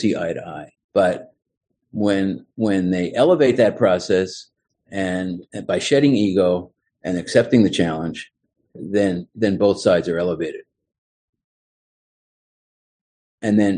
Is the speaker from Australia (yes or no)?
no; Philadelphia, Pennsylvania, United States; moved away as an adult; also born or lived in Miami; I was back in my hometown of Philadelphia